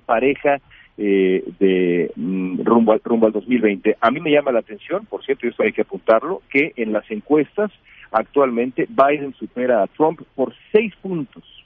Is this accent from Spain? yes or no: no; Mexico; como periodista mexicano